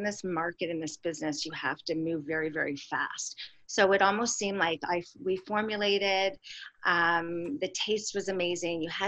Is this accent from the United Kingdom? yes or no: no; Toronto, Ontario, Canada; I'm actually from Toronto